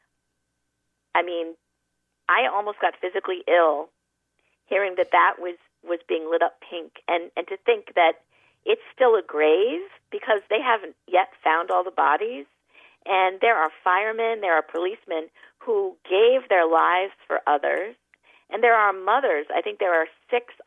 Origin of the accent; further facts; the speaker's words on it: New York, United States; I'm a New Yorker